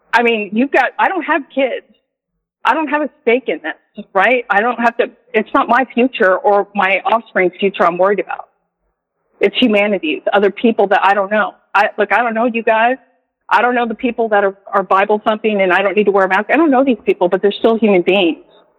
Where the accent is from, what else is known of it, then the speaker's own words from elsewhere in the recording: California, United States; now in Jarrell, Texas, United States; I'm from California originally